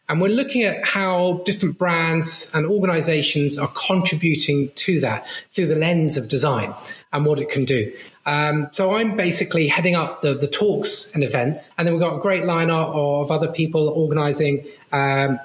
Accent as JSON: {"language": "English", "town": "Brighton", "region": "South East England", "country": "United Kingdom", "tie": "born or raised there", "said": "I grew up in Brighton and we lived both in the city, but also just outside in the countryside"}